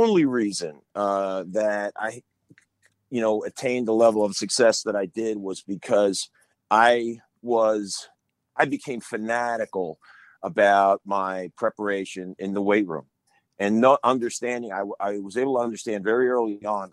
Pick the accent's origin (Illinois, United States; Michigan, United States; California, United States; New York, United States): New York, United States; Long Island; I grew up on Long Island